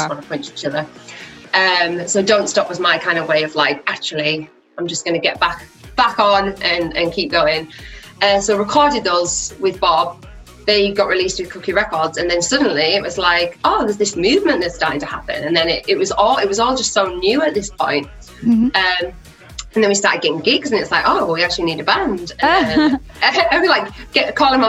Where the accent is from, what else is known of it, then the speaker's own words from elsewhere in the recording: Teesside, North East England, United Kingdom; moved away as an adult; now in Leeds, United Kingdom; I'm originally from Teesside in the northeast of England, but I moved to Leeds for music college.